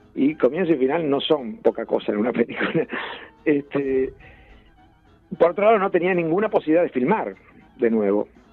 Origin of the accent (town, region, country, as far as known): Ayacucho, Buenos Aires Province, Argentina; born or raised there